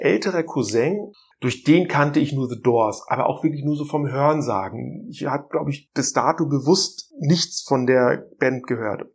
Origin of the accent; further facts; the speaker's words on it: northern East Germany, Germany; Als Ossi